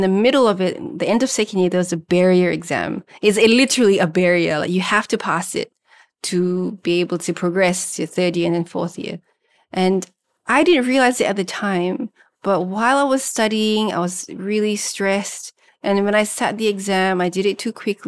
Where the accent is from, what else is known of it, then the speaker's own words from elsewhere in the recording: Singapore; first language Malay; even in Singapore, the country of my birth